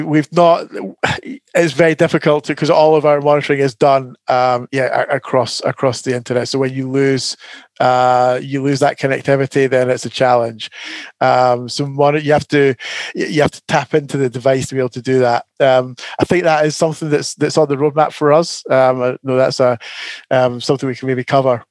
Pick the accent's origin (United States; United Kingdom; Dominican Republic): United Kingdom; Scotland; now in Canterbury, United Kingdom; As a Scotsman